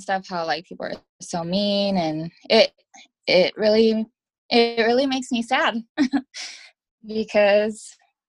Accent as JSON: {"language": "English", "town": "Las Vegas", "region": "Nevada", "country": "United States", "said": "Like, I'm from Vegas, you know, I just don't take crap."}